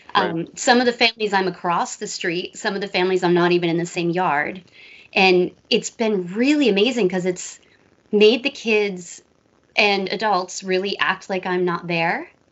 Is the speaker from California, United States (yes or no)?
no; New York, United States; But no, I grew up near New York, so had awesome pizza, awesome Chinese food.